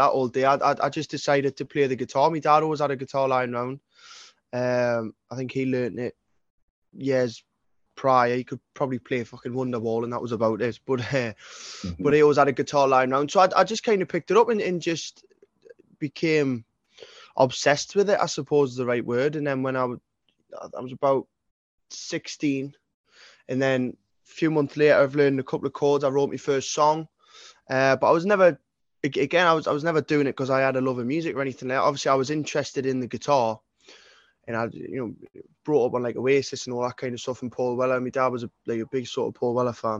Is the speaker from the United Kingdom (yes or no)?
yes; Newcastle upon Tyne, North East England, United Kingdom; I was brought up in the East End of Newcastle